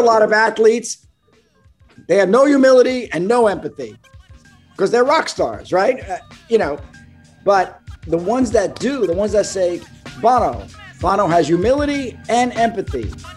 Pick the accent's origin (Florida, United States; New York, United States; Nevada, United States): New York, United States; New York City; moved away; I'm from Brooklyn